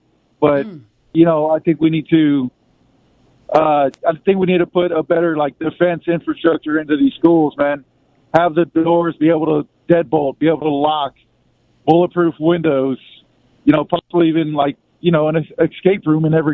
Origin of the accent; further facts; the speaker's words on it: South Texas, United States; I'm from South Texas, actually, just a couple hours south of San Antonio